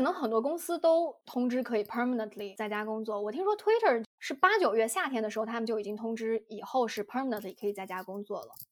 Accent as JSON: {"language": "Chinese", "region": "Yunnan", "country": "China", "moved": "yes", "lives_now": "United States", "said": "而且我作为一个云南人，不不让我吃米线，简直要了我的命"}